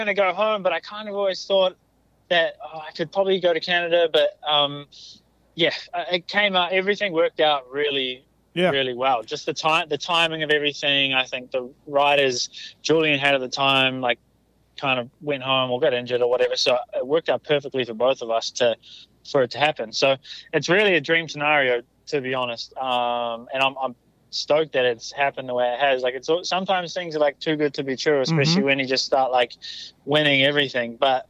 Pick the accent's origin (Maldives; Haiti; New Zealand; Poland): New Zealand; moved away; I came to America from New Zealand as well with quite big goals and dreams and all that stuff.